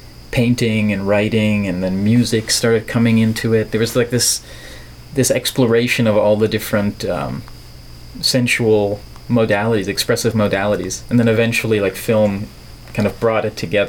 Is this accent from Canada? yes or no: no; Netherlands; English is a second language; I'm from the Netherlands, which is a little country in Europe, on the west coast of Europe, where they don't talk like this, necessarily.